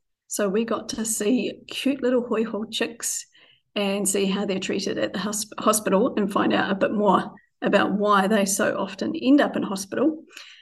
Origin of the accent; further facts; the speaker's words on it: Dunedin, Otago, New Zealand; moved away; I'm a local Otiputi girl from way back, born in Dunedin and returned to Dunedin.